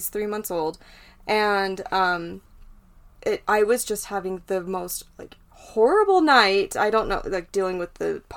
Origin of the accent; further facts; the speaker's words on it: Utah, United States; I've been born and raised in Utah